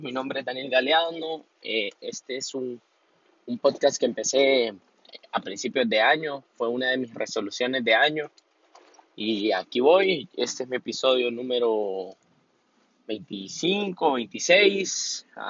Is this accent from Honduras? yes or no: yes; Honduras; soy hondureño